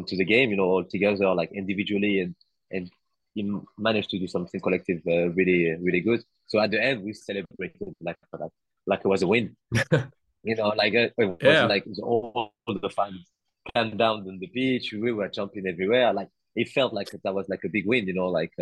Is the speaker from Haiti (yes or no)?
no; France; I was born in France, grew up in France. My first relationship with Comoros is through my parents.